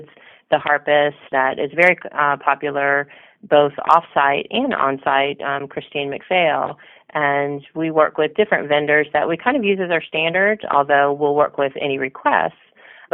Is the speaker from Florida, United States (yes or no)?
yes; Orlando, Florida, United States; moved away as an adult; also born or lived in London, United Kingdom; I grew up in Orlando